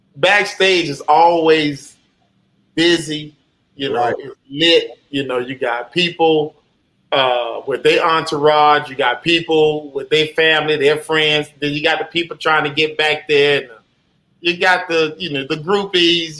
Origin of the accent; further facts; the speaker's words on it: Jacksonville, Florida, United States; where I'm from in Jacksonville, you know, Duval County, you know, uh, born and raised on Moncrief, Moncrief in Jacksonville, Florida